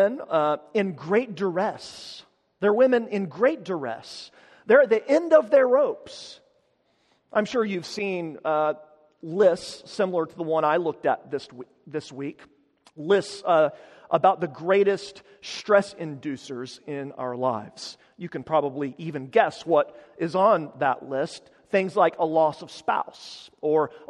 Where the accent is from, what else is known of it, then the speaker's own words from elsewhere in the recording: Amarillo, Texas, United States; my hometown of Amarillo, which is in the Texas Panhandle